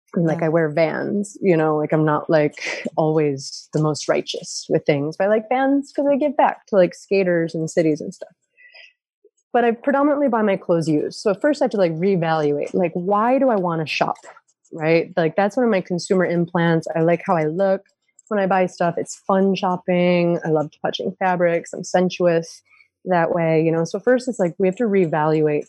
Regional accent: upstate New York, United States; I grew up in a county in upstate New York

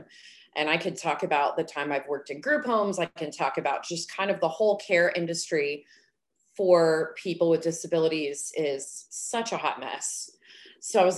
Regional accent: Dallas, Texas, United States; also born or lived in Oklahoma; I was born in Oklahoma. I didn't get to make that choice, but I'm here now, so don't hold it against me. I have been here since I was three, grew up in the DFW Metroplex

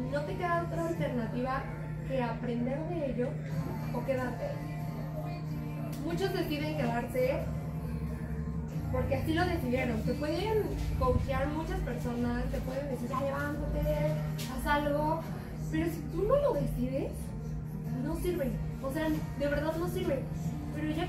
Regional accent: Mexico; muchos de nosotros como mexicanos

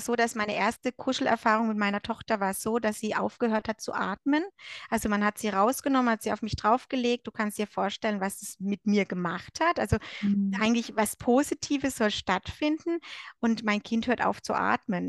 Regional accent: Germany; moved away as an adult; now in Switzerland; ich komme ursprünglich aus Deutschland und lebe aber seit sechs Jahren mit meinem Mann in der Schweiz.

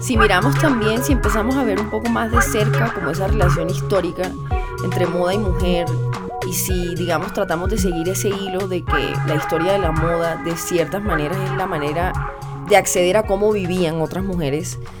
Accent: Cartagena, Bolívar, Colombia; donde crecí, en Cartagena de Indias

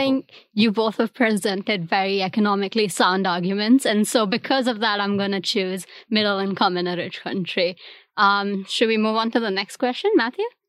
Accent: India; first language Hindi; English is a second language; now in Singapore; I'm from India

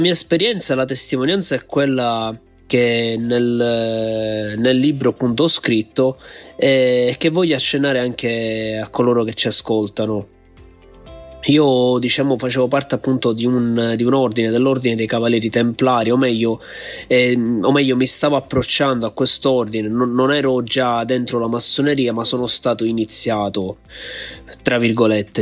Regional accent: Palermo, Sicily, Italy; vengo da Palermo.

